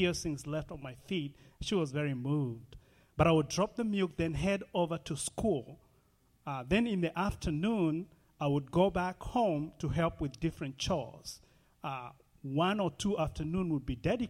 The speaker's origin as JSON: {"language": "English", "country": "Kenya", "tie": "born or raised there", "moved": "yes", "said": "So I grew up in Nairobi, Kenya, about 40 miles away from Nairobi, Kenya."}